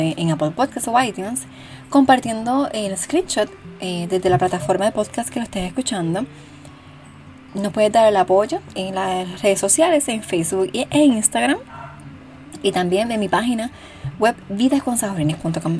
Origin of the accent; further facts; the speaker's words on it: Cidra, Puerto Rico; mi pueblo natal, el pueblo de Sidra, Puerto Rico.